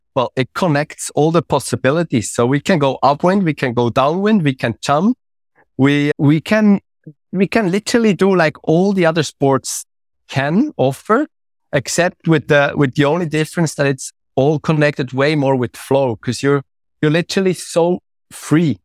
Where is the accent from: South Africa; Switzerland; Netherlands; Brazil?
Switzerland; I'm coming from Switzerland